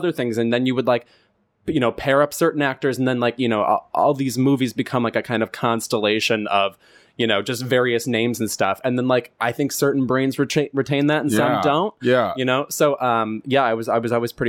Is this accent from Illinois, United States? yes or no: yes; Lemont, Illinois, United States; moved away as an adult; also born or lived in Iowa City, Iowa; now in Los Angeles, United States; I'm from a suburb of Chicago called Lamont, which is not a cool suburb